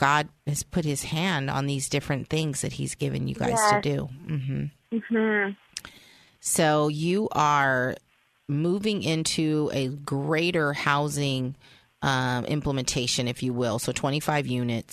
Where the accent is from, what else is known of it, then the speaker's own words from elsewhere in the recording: San Francisco, California, United States; I grew up in San Francisco